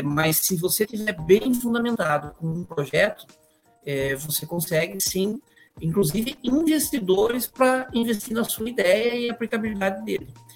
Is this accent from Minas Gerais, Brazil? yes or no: no; Sorocaba, São Paulo, Brazil; eu nasci e sempre morei em Sorocaba